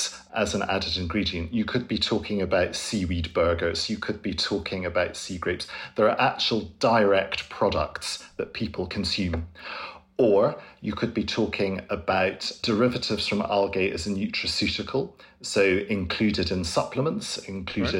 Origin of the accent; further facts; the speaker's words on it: Scotland, United Kingdom; I grew up in Scotland